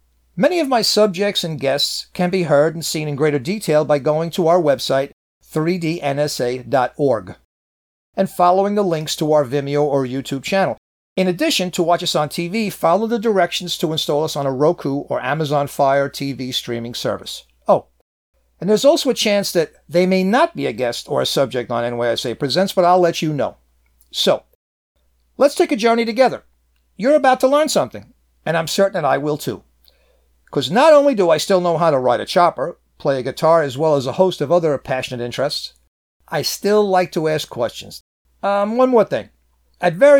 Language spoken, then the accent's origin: English; New York City, New York, United States; my hometown of Manhattan